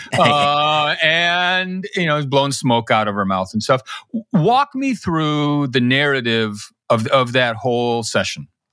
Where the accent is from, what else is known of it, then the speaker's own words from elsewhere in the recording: Chicago, Illinois, United States; moved away; also born or lived in Kansas City; grew up in Chicago